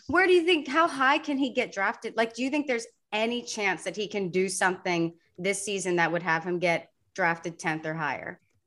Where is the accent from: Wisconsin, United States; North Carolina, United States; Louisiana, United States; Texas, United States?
Texas, United States; Sugar Land; Sugarland, Texas, which is my hometown.